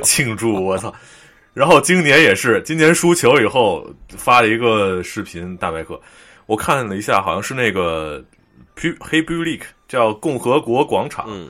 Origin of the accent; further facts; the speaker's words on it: China; moved away as an adult; also born or lived in Paris, France; 我来自中国的大伟哥，我现在在北非